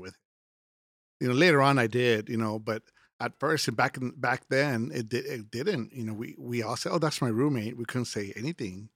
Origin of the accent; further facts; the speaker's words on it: Laredo, Texas, United States; I'm originally from Laredo, Texas